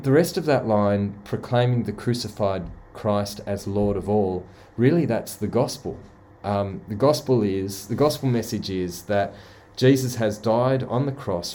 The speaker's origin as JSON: {"language": "English", "town": "Sydney", "region": "New South Wales", "country": "Australia", "accent": "convict (Australian)", "said": "my convict accent"}